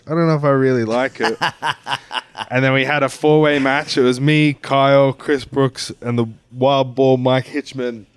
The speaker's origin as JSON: {"language": "English", "country": "Australia", "tie": "born or raised there", "also_born_or_lived": "United Kingdom", "moved": "as an adult", "lives_now": "Fort Lauderdale, United States", "said": "as an Australian youth growing up"}